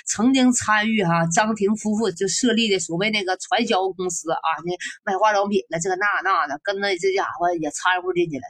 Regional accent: China; 咱中国哪个女可西施、貂蝉哪就是古代都有美女啊？

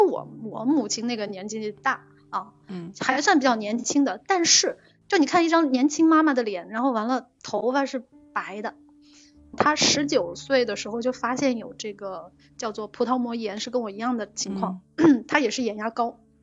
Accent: Jiangxi, China; moved away as an adult; now in Shanghai, China; 我是江西人，我在上海工作生活

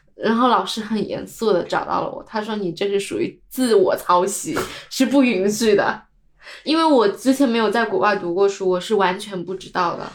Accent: China; now in New Zealand; 因为我家来自一个三四线的城市

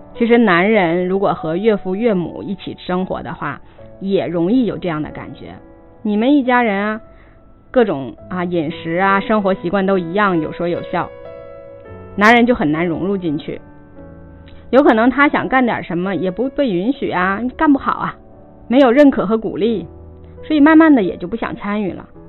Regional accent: China; 是我们中国人一个很现实的问题

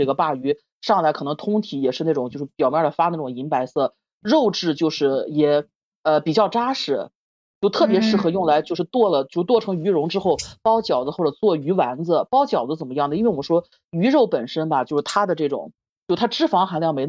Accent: Shandong, China; 也是我们山东人。

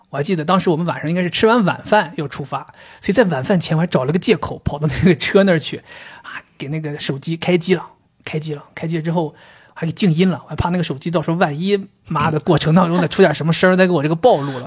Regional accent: northern China, China; 我作为一个北方人

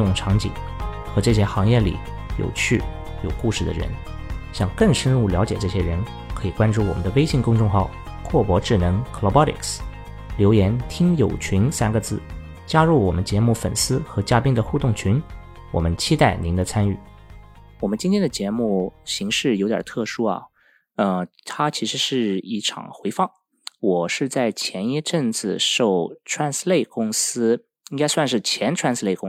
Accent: Finland; 我在北欧芬兰长大的。

